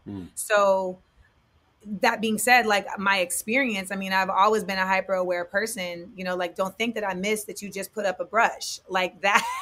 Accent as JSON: {"language": "English", "town": "Orlando", "region": "Florida", "country": "United States", "tie": "born or raised there", "also_born_or_lived": "Inglewood, California / San Fernando Valley, California / New York", "moved": "as an adult", "said": "I was born in Inglewood. I, I grew up in the Valley until I was eight. Then I moved to Orlando until I was 18"}